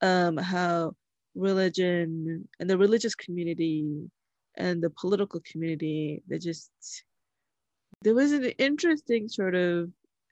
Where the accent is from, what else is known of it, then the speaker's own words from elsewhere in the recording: New York, United States; I grew up in New York